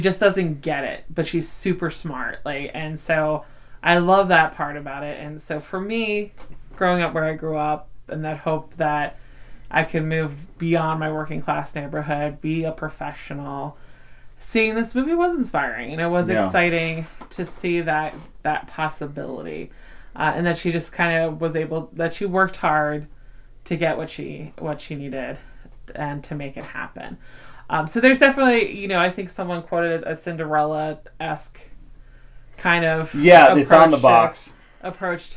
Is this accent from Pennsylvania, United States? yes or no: yes; Philadelphia, Pennsylvania, United States; accent: Philly; I have a Philly accent